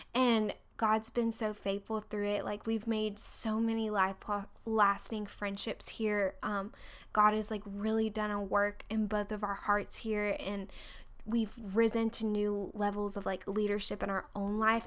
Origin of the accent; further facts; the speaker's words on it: Orlando, Florida, United States; moved away as an adult; also born or lived in Texas / Virginia; now in Birmingham, United States; I'm originally from Orlando, Florida, and then, um, went to Virginia to go to school